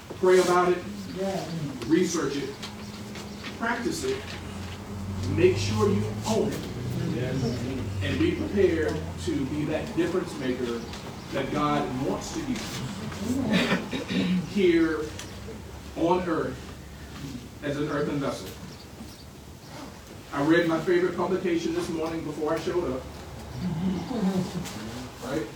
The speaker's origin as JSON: {"language": "English", "town": "Richmond", "country": "United States", "tie": "born or raised there", "moved": "yes", "said": "my hometown of Richmond"}